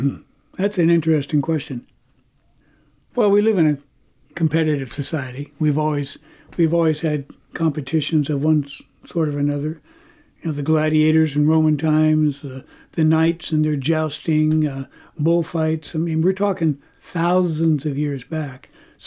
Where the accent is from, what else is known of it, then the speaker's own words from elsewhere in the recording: Oakland, California, United States; an incredible and very unique sports history in my hometown of Oakland.